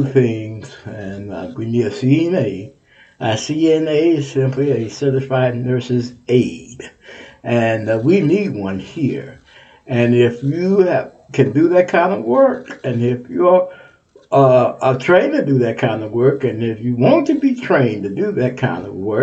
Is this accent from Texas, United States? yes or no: yes; Texas, United States; Texas is my home state